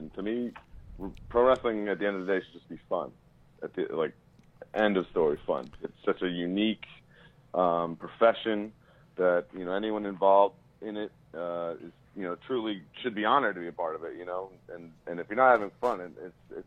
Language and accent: English; Glen Cove, New York, United States; also born or lived in Merrick, New York; I grew up in Glen Cove, as you said, and now I live in Merrick